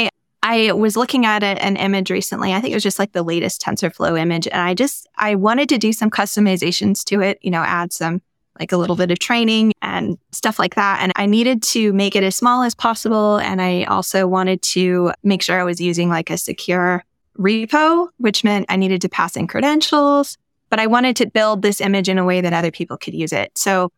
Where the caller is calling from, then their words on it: Denver, Colorado, United States; I'm calling in from Denver, Colorado, and it's really cold here right now.